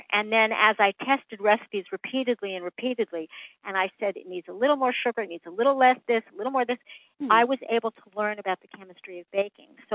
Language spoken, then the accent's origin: English; New York City, New York, United States; growing up in New York City